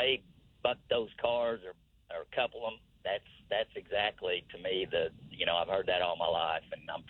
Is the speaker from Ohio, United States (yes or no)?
no; Tulsa, Oklahoma, United States; I was born and raised in Red Fork, which is West Tulsa. It's right there by the rail yard.